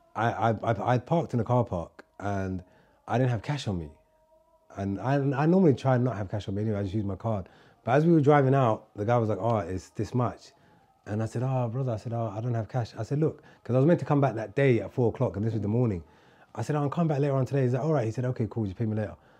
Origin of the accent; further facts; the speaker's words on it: London, United Kingdom; moved away as an adult; also born or lived in Somalia; now in Turkey; I grew up in London where no one says hello to you